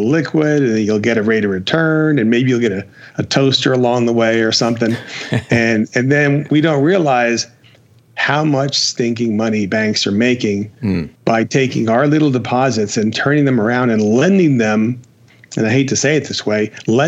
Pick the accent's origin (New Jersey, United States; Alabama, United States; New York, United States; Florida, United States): New Jersey, United States; Jersey City; moved away as an adult; now in Las Vegas, United States; I am from New Jersey. Now, which part? Jersey City, affectionately known as the armpit.